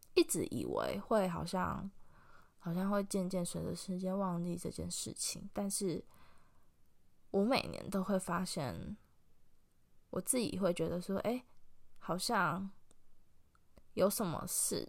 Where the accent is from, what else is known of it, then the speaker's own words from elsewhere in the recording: Taiwan; moved away; 我们家的老家其实也是属于在 东北部那一带。就是，其实我阿妈家的后面就是，就直接就是铁道，所以我几乎小时候就是听着火车声音长大的。那也是，呃，过一条马路外面就是会有太，可以看得到太平洋的一个非常，我觉得很棒的一个，一个环境